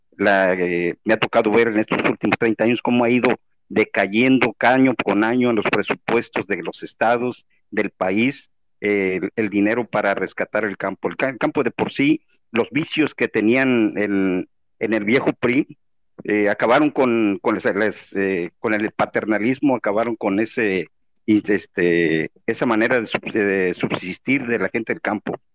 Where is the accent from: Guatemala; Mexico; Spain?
Mexico; Veracruz; yo soy de Veracruz